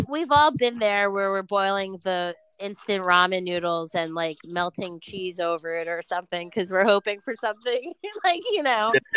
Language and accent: English; Newark, New Jersey, United States; I'm from Newark